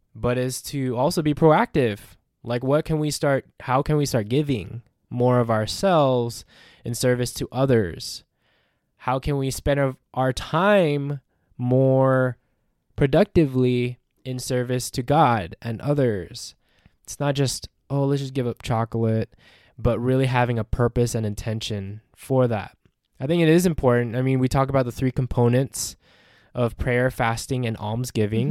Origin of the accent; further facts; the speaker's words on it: Philippines; I'm a Filipino man.